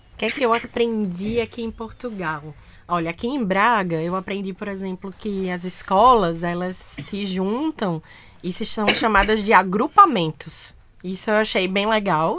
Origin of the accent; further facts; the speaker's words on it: Caruaru, Pernambuco, Brazil; now in Recife, Brazil; Eu nasci numa cidade chamada Caruaru, que fica pertinho de Recife. Eu sou então caruaruense, eu sou do Agreste, do interior do meu estado.